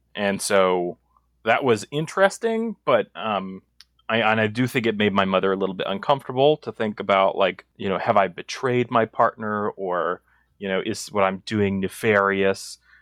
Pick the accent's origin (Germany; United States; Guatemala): United States; East Coast; now in Inland Empire, California, United States; I was raised on the East Coast